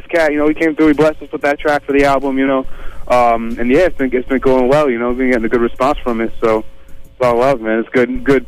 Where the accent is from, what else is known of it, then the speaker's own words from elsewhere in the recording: Western Massachusetts, United States; We're from Western Mass, out by, like, Springfield, Northampton, UMass Amherst, that area